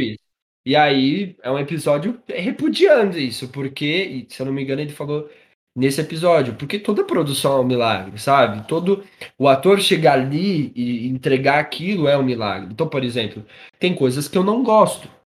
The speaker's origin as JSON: {"language": "Portuguese", "town": "Carapicuíba", "region": "São Paulo", "country": "Brazil", "said": "Eu e você somos de Carapicuíba"}